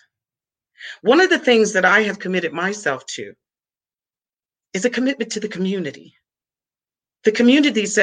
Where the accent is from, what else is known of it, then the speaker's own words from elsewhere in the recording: Cleveland, Ohio, United States; I was born and raised in Cleveland, Ohio